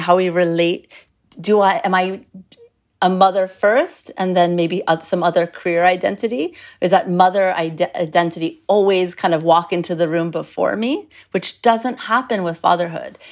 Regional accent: United States; I'm American

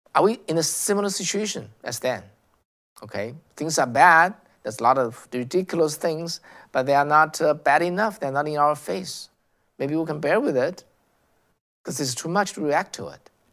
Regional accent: China; English is a second language; moved away as an adult; now in United States; as someone who came from China

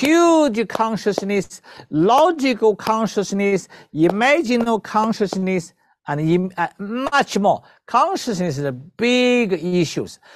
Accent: China; moved away as an adult; also born or lived in Philippines / Vancouver, Canada; I was born in China.

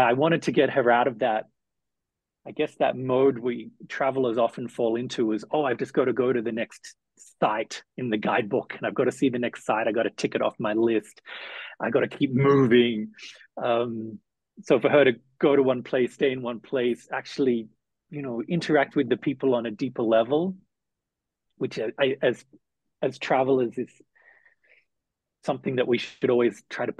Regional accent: Melbourne, Victoria, Australia; moved away as an adult; also born or lived in Southeast Asia; now in Nairobi, Kenya; I went back to Australia. I'm from Melbourne.

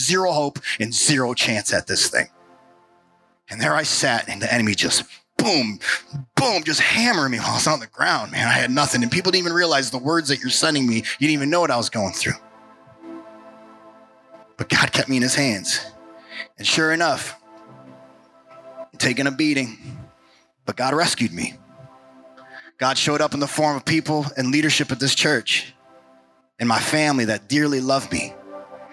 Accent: New York, United States; now in Portland, United States; I'm a New Yorker

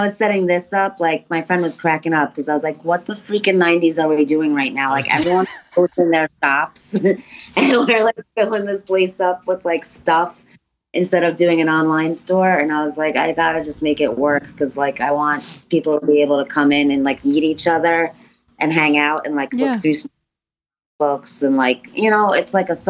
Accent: Long Island, New York, United States; moved away as an adult; now in Philadelphia, United States; I'm originally from Long Island and as a teenager, I moved into the city and then 9 years ago, Philadelphia

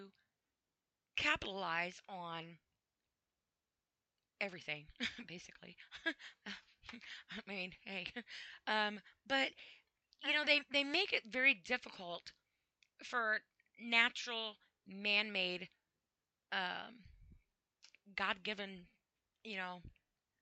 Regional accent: United States; I'm from the United States

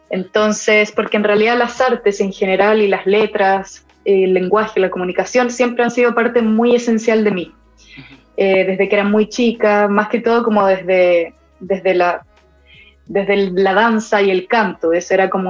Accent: Buenos Aires, Argentina; also born or lived in Ecuador; nací en Ecuador, viví tres años de mi vida ahí, mi familia también es de allá, viví los primeros tres años y después eh, viví siete años en Buenos Aires

